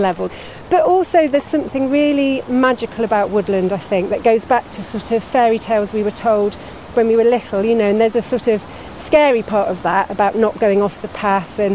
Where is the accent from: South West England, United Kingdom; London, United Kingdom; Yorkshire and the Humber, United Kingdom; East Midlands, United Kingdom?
East Midlands, United Kingdom; Nottingham; I grew up in Nottingham.